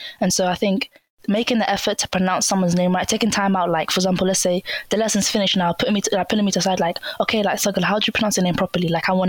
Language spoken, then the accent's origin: English; Somalia; Oh, yeah, you know, I'm from Somalia.